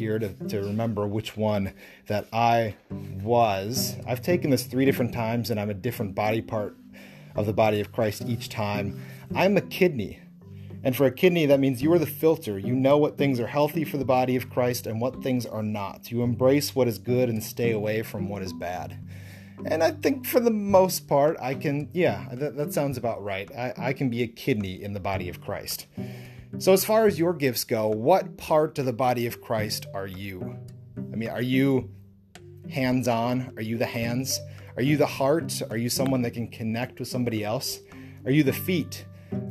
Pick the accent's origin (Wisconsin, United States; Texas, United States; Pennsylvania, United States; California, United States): Wisconsin, United States; Lake Mills; I grew up in the Lake Mills Moravian Church in Lake Mills, Wisconsin